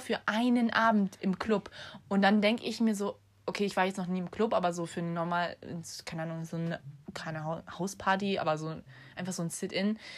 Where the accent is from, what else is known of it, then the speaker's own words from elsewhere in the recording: Germany; now in Ireland; bei uns in Deutschland